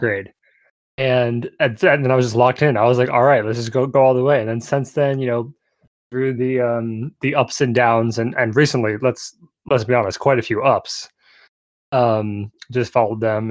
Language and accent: English; United States; as an American